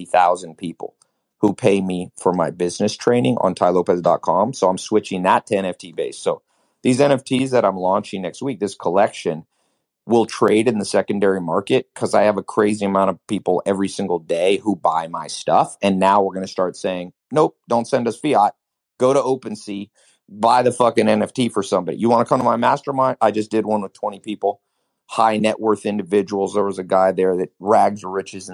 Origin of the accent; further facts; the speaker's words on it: North Carolina, United States; also born or lived in Los Angeles, California; I spent my high school years in a mobile home in North Carolina